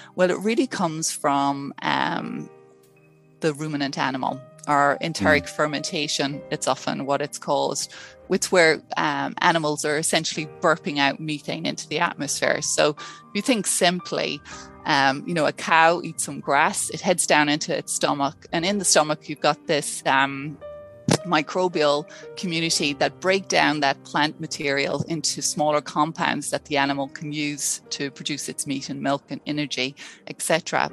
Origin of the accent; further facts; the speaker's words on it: Ireland; moved away as an adult; now in Palmerston North, New Zealand; as you can tell from my accent, I'm not a, a, mm. a, a native Kiwi. I came from Ireland back in 2006